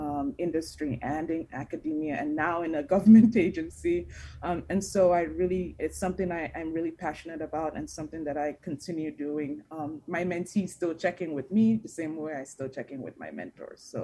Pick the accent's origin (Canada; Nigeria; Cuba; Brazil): Nigeria; also born or lived in New Jersey; now in United States; I'm an immigrant myself. I'm from Nigeria.